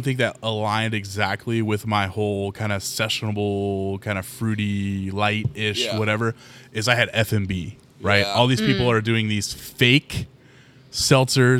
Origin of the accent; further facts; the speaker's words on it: Midwest, United States; I'm from the Midwest